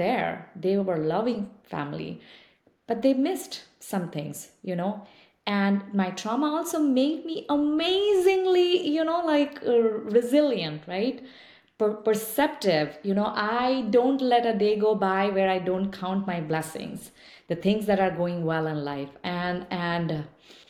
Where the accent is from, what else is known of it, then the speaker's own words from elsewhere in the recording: eastern India, India; English is a second language; moved away as an adult; now in United States; I didn't speak English until a number of years later, like when I moved to another space, another city from where I grew up in Eastern India